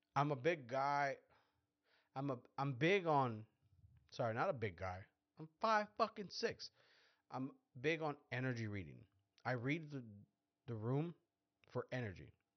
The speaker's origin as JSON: {"language": "English", "country": "Mexico", "said": "we're Mexicans because we're, we're from Mexico"}